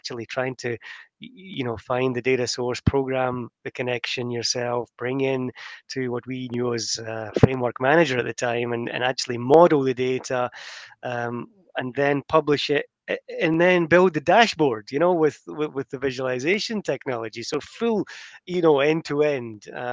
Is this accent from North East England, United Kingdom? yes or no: no; Scotland, United Kingdom; moved away; my first job was with the Royal Bank of Scotland, back in Scotland. I'm Scottish.